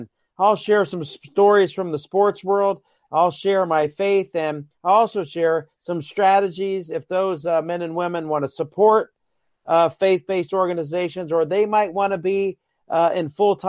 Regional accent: Dublin, Ohio, United States; my hometown in Dublin, Ohio.

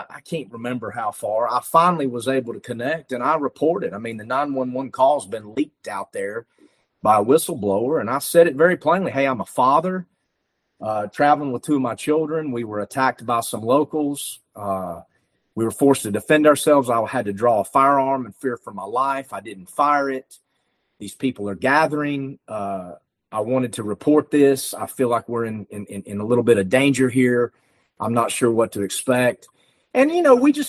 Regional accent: North Carolina, United States; I was from North Carolina

